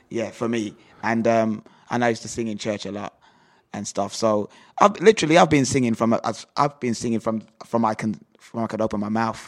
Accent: Jamaica; moved away as an adult; also born or lived in Birmingham, England; now in England; I was born in Birmingham, and when I was nine years old, I was um, sent to Jamaica to live with my grandmother

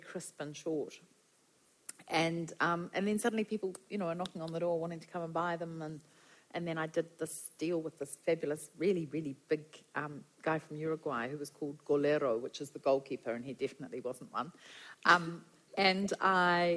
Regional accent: Wellington, New Zealand; also born or lived in Gisborne / Brazil; Came back to New Zealand, and I went home to live with my parents in Wellington.

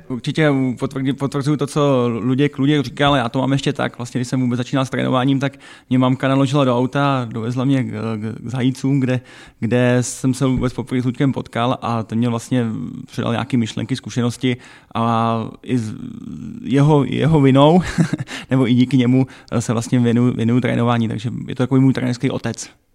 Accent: Czechia; moved away as an adult; also born or lived in Chrudim / Hradec Králové; now in Pardubice, Czechia; trénovat děti ve svém rodném prosetíně

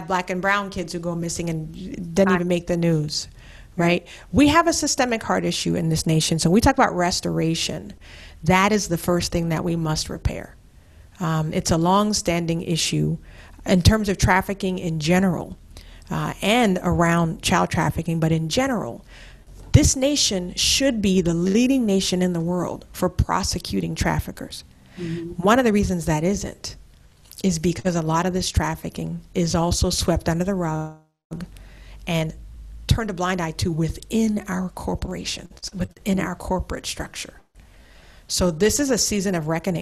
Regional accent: Charleston, South Carolina, United States; my hometown of Charleston

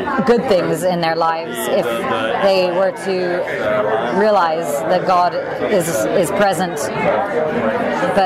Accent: England, United Kingdom; moved away as an adult; now in Los Angeles, United States; I'm originally from England

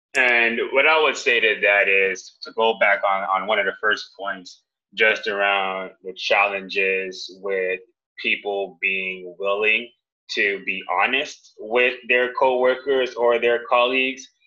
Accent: Jamaica; I'm Jamaican, so I'm also going to say I'm Jamaican

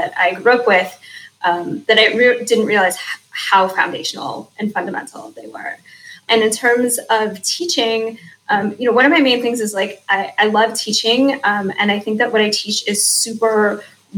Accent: Cleveland, Ohio, United States; now in Indianapolis, United States; I grew up in Cleveland or outside of Cleveland

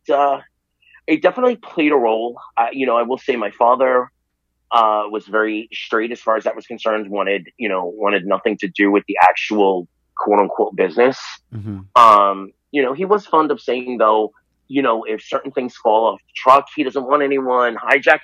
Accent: New York City, New York, United States; also born or lived in Virginia; I was born in Staten Island, New York, and I grew up there mostly

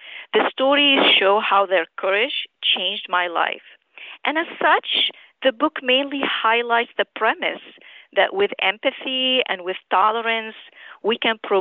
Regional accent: Damascus, Damascus Governorate, Syria; moved away as an adult; also born or lived in Aleppo, Syria / St. Louis, United States / New Orleans, United States / New Jersey, United States; now in New York, United States; I grew up in Damascus, Syria, and I immigrated to the U.S. in 1990 to finish my medical training.

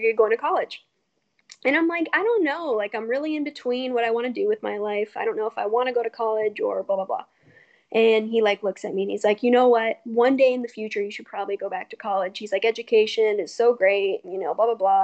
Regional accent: Colorado, United States; now in California, United States; I'm from Colorado where I knew absolutely everyone

